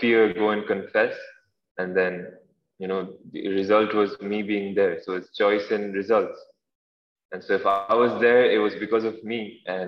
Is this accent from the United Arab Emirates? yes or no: yes; Dubai, United Arab Emirates; I'm from Dubai